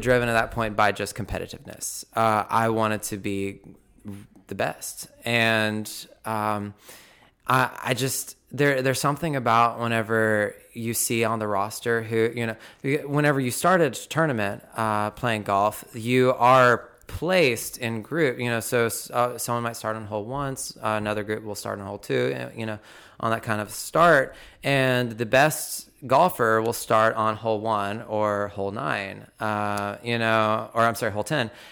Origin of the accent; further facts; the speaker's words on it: Belton, United States; I was born and raised in Belton